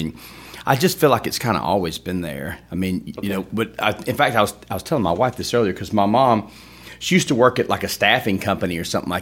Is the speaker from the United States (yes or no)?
yes; Opelika, Alabama, United States; also born or lived in Tuscaloosa; Born and raised in Opelika